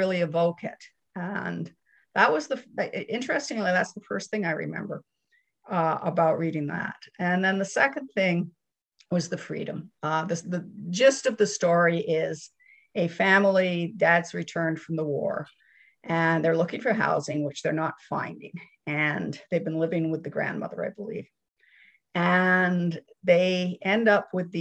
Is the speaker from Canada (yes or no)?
yes; Canada; I grew up in Canada, but with that constant sense that England was home.